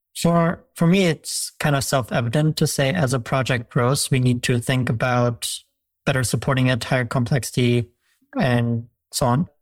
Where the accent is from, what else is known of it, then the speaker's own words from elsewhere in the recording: Germany; moved away; I'm from Germany